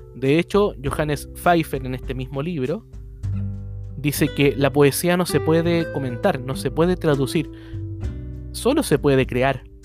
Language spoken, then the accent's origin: Spanish; Chile; en Chile, en mi país